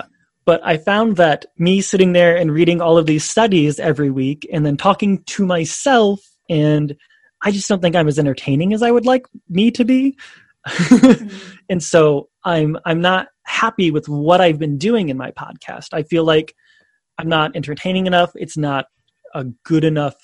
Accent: Indiana, United States; moved away as an adult; also born or lived in Chicago / France / China; now in Saitama, Japan; I'm originally from Indiana in the United States

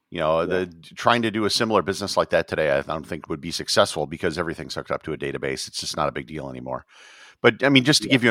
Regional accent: Wisconsin, United States; Uh, Wisconsin.

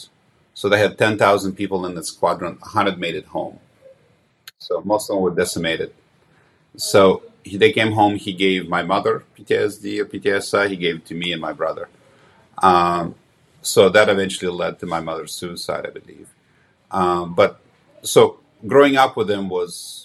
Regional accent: Ukraine; moved away; I was born in Ukraine about 100 miles south of Kiev

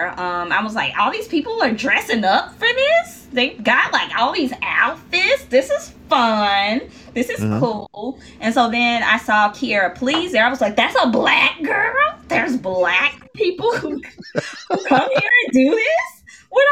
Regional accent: Memphis, Tennessee, United States; I'm from Memphis

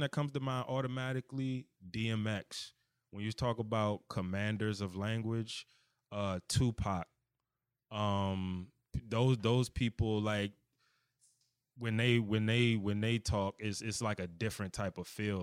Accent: United States; accent: DMV; my D M V or whatever accent

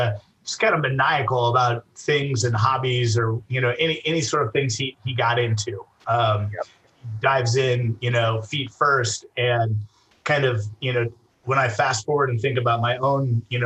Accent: Idaho, United States; I was born in Idaho, and I grew up in a musical house.

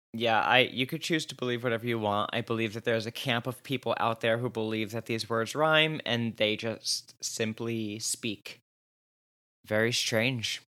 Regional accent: New Jersey, United States; I'm from Jersey

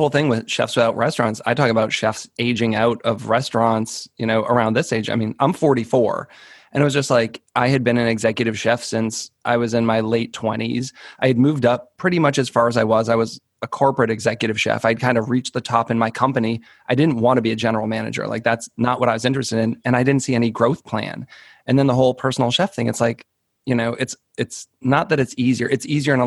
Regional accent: outside of Boston, Massachusetts, United States; I grew up outside of Boston in a smaller suburb

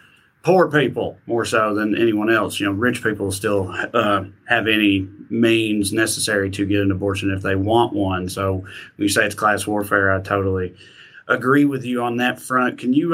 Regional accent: Tennessee, United States; in my home state of Tennessee there

